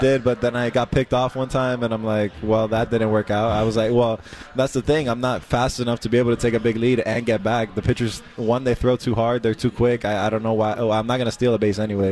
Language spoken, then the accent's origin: English; Miami, Florida, United States; I'm from Miami